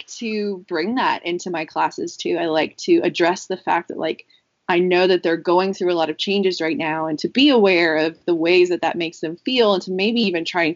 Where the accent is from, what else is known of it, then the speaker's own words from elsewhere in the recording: Dallas, Texas, United States; moved away as an adult; also born or lived in Nashville; now in South Carolina, United States; I'm originally from Dallas